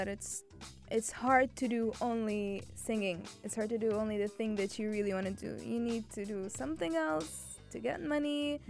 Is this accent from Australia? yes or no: no; Cairo, Cairo Governorate, Egypt; moved away as an adult; also born or lived in Alexandria; now in United Arab Emirates; I was born in Alexandria. Alexandria. Yes. Okay. But I lived like my whole life in Cairo. Okay. But I belong to Alexandria. I belong there.